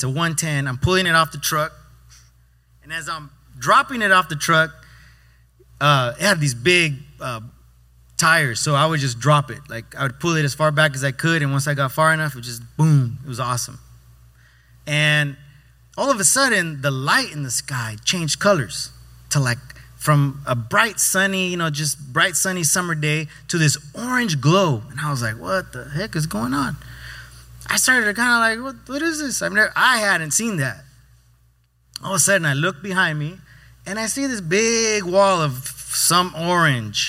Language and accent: English; Yuma, Arizona, United States; moved away; Growing up in Arizona, out there for fun, at least in Yuma